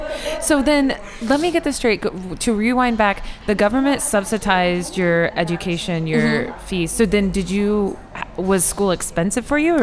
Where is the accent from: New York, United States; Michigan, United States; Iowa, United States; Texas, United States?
Iowa, United States; I'm from Iowa.